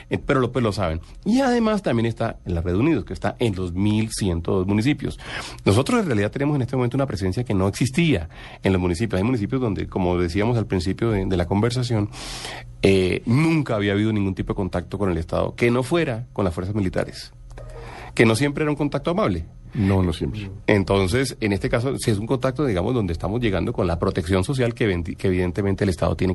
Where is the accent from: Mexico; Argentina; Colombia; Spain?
Colombia; Cartagena, Bolívar; now in Bogotá, Colombia; yo soy de Cartagena